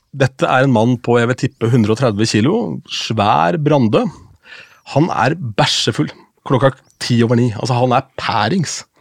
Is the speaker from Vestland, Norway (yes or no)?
no; Askim, Østfold, Norway; moved away; da jobbet jeg i lokalradioen hjemme i Askim